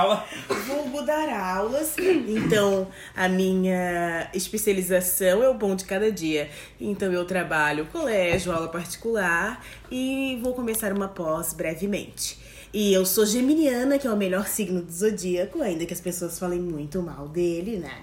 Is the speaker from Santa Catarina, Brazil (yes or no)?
yes; Florianópolis, Santa Catarina, Brazil; nasci aqui em Florianópolis